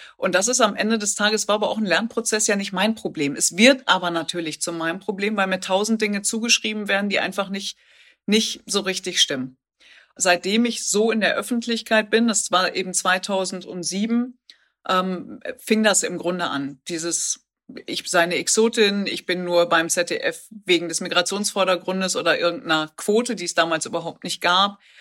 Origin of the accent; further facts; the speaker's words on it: the Ruhr area, North Rhine-Westphalia, Germany; ich komme aus dem Pott